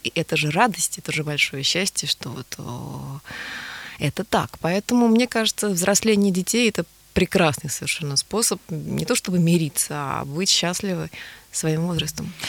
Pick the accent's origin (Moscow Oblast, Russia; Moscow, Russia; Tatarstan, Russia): Tatarstan, Russia; Kazan; first language Tatar; moved away as an adult; Поволжье это моя родина, я выросла на Волге